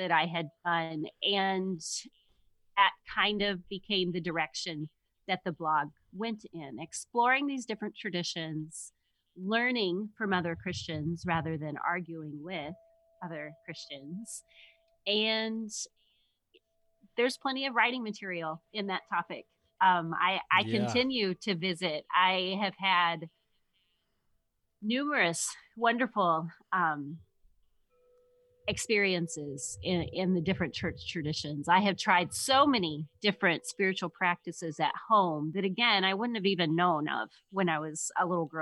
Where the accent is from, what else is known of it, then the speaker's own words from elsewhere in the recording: Missouri, United States; moved away as an adult; also born or lived in Michigan; now in Grand Rapids, United States; I grew up in Missouri in the country